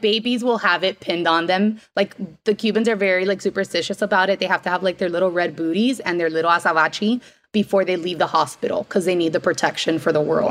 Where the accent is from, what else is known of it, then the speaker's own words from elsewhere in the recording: Miami, Florida, United States; I am born and raised in Miami